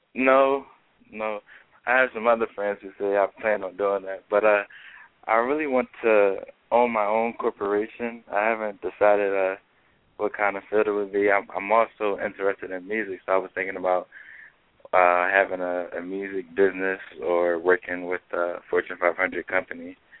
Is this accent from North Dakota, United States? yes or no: no; Philadelphia, Pennsylvania, United States; moved away as an adult; now in South Carolina, United States; I'm from Philadelphia, but I attend school in South Carolina